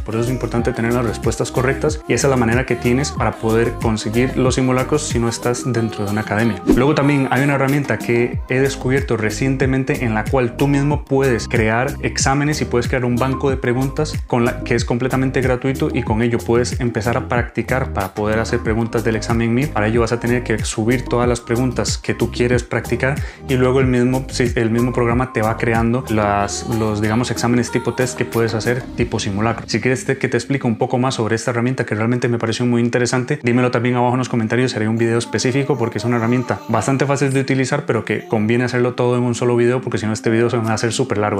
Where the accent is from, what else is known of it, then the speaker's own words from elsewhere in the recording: Costa Rica; moved away as an adult; now in Spain; soy médico de Costa Rica